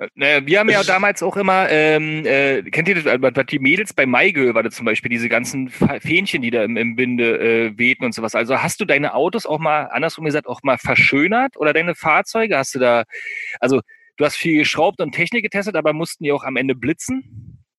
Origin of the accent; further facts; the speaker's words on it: eastern Brandenburg, Germany; moved away; aus meiner Heimat, aus dem Brandenburger Osten